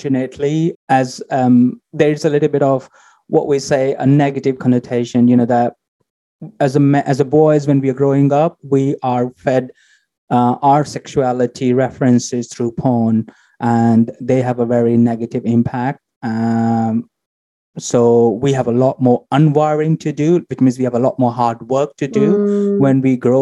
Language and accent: English; India; moved away; originally I come from India, so you can imagine how much conservatism culture I grew up